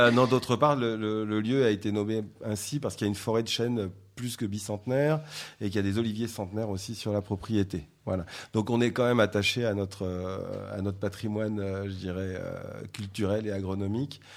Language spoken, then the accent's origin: French; south of France, France; moved away; je suis originaire du sud de la France